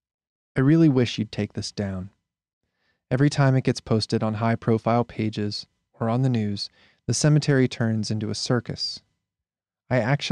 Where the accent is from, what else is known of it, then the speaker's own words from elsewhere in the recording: Erie, Pennsylvania, United States; Erie, Pennsylvania, my hometown